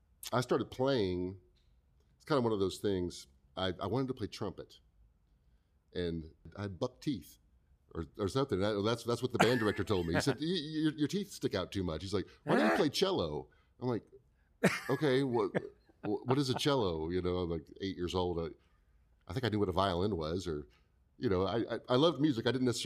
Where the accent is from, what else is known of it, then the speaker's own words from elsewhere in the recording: Indiana, United States; born there; Hey, I, you know … I was born in Indiana.